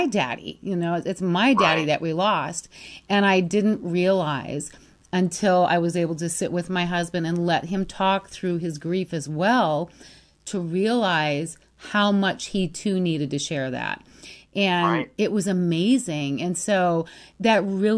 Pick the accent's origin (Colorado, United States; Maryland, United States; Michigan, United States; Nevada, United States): Michigan, United States; Free Soil; now in Scottsdale, United States; It's a little tiny farm town between Ludington and Manistee